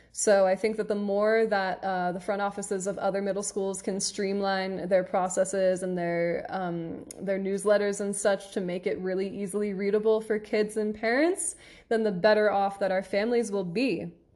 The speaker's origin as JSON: {"language": "English", "area": "near Philadelphia", "region": "Pennsylvania", "country": "United States", "said": "in Philadelphia, which is where, near where I'm from"}